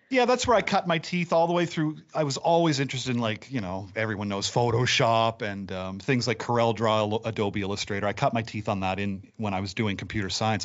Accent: Nova Scotia, Canada; I've been born and raised in Nova Scotia, lived here all my life

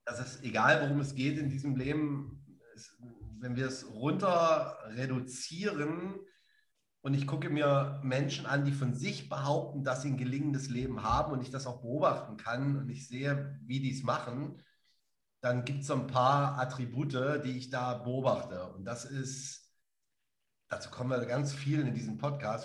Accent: Dessau, Saxony-Anhalt, Germany; da in Zivik aufzuwachsen am Bauhaus

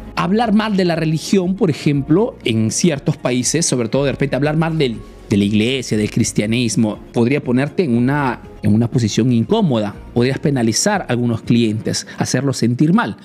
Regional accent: Peru; now in Italy

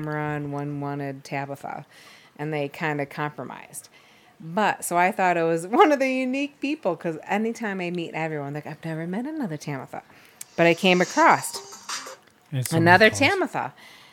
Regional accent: Batavia, New York, United States; I'm from Batavia, New York, which is right between Buffalo and Rochester, New York, which is upstate

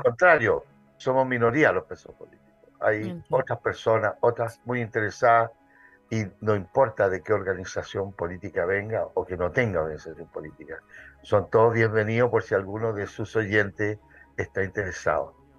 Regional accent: Santiago, Santiago Metropolitan Region, Chile; soy santiaguino, nací en Santiago

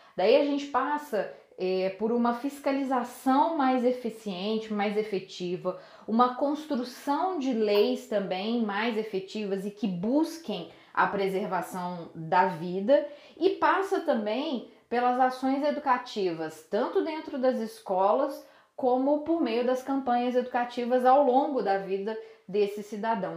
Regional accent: Belo Horizonte, Minas Gerais, Brazil; eu sou de Belo Horizonte

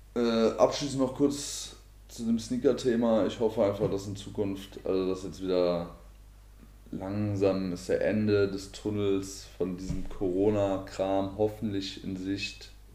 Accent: Marburg, Hesse, Germany; ich komme aus äh, Marburg, aus Hessen

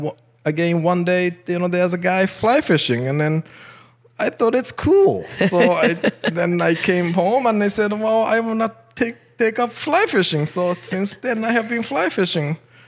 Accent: Tokyo, Japan; English is a second language; moved away as an adult; now in Canada; I was born in Tokyo, raised in Tokyo, right in Tokyo downtown.

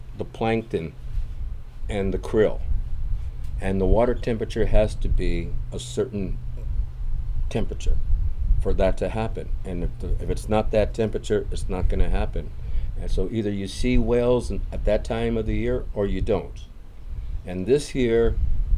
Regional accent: Los Angeles, California, United States; moved away as an adult; now in Baja California, Mexico; I grew up in Los Angeles, California

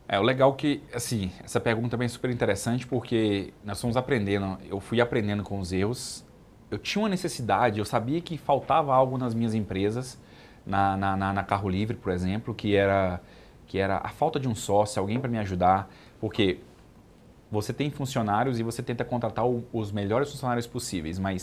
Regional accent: Brasília, Federal District, Brazil; Eu sou de Brasília

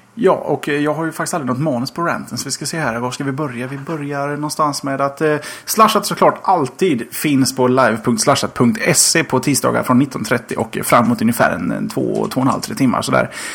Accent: Gothenburg, Västra Götaland, Sweden; Som göteborgare

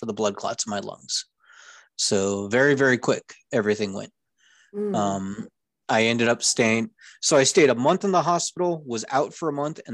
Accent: Orange County, California, United States; also born or lived in North Idaho; now in Idaho, United States; I grew up in Orange County, California

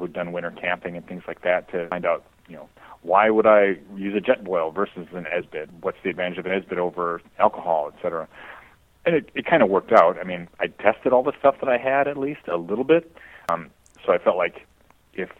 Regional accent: Ironwood and Hancock, Upper Peninsula, Michigan, United States; moved away; I grew up in Ironwood and Hancock in Upper Peninsula, Michigan.

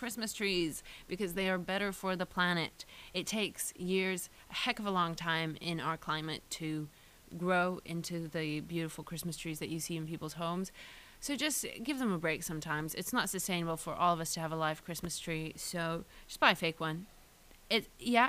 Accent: Austria; moved away; I grew up in Austria

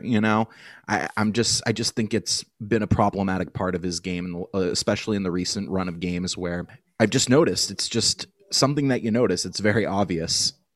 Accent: United States; speaking as a Yank, speaking as an American

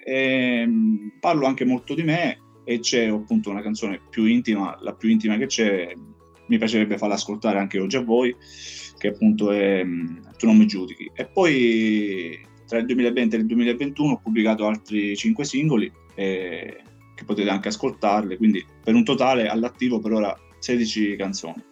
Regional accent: Tusa, Sicily, Italy; moved away as an adult; now in Santa Croce sull'Arno, Italy; il mio paese d'origine è Tusa in provincia di Messina, adesso vivo a Santa Croce sull'Arno in provincia di Pisa

